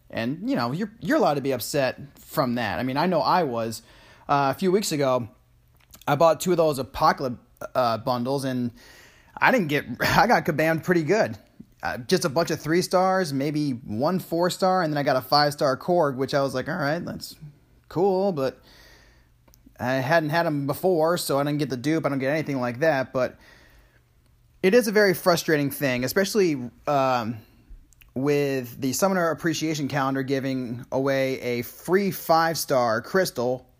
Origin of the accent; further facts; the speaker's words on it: Saratoga Springs, New York, United States; moved away; also born or lived in Nashville, Tennessee; my hometown of Saratoga Springs, New York